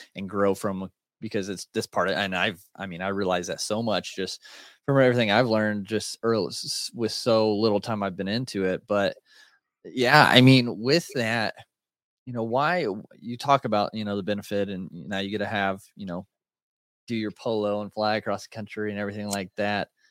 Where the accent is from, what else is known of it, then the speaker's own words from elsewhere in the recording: Indiana, United States; I'm from Indiana, so country boy kinda at heart